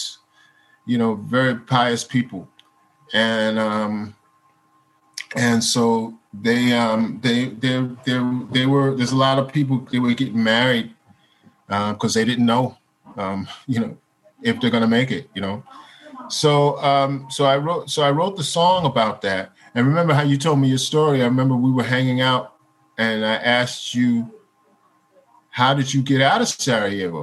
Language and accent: English; United States; as an American